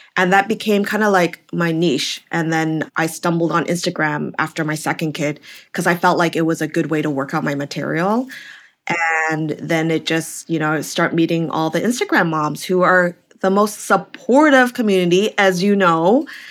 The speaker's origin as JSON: {"language": "English", "town": "Vancouver", "region": "British Columbia", "country": "Canada", "tie": "born or raised there", "also_born_or_lived": "California", "moved": "as an adult", "lives_now": "New York, United States", "said": "I'm originally from Canada, Vancouver, B C, so opposite coast from you"}